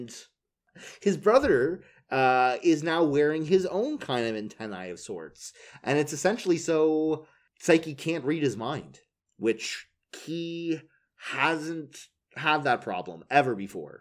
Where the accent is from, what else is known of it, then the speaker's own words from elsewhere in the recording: Canada; We're Canadian